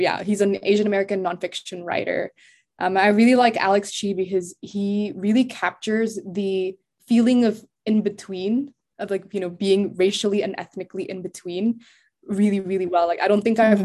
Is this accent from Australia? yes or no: no; Jakarta, Indonesia; moved away as an adult; now in United States; I was born in the States, but I grew up in Indo and we would go back and forth to the States because we had family there. I went to school in Indo